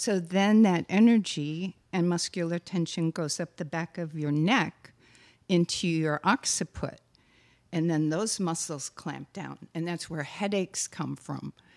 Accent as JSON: {"language": "English", "region": "Wisconsin", "country": "United States", "also_born_or_lived": "Texas", "moved": "yes", "said": "I am from Wisconsin, after all. So we say \"yous guys\" and \"y'all.\""}